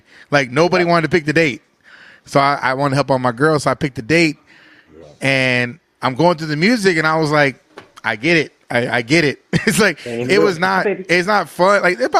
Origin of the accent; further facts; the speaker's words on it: Japan; also born or lived in Phoenix; now in Tucson, United States; I'm from Tucson, Arizona. I'm from Phoenix. I grew up in Japan. I'm a military brat, but I live in Tucson.